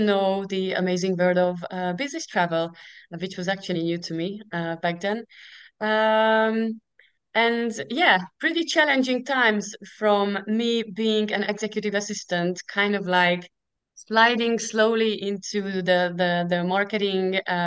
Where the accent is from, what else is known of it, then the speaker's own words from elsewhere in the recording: Hungary; English is a second language; moved away as an adult; now in United Kingdom; 10 years ago I moved from Hungary to the UK